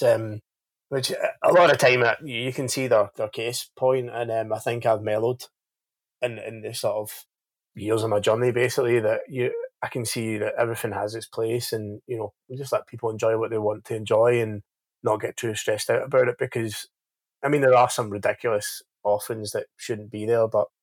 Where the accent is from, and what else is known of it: Scotland, United Kingdom